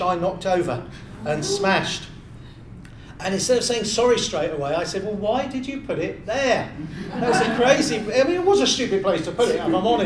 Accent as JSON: {"language": "English", "town": "Bournemouth", "region": "South West England", "country": "United Kingdom", "also_born_or_lived": "Littlehampton, Sussex", "moved": "yes", "said": "I'm from Bournemouth originally. I moved to Littlehampton in Sussex"}